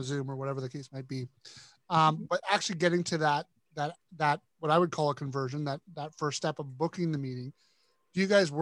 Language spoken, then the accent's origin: English; Canada; I'm Canadian